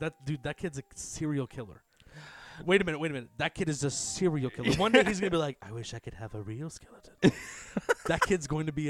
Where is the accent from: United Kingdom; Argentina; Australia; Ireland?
United Kingdom; England; Did you know that I'm from England?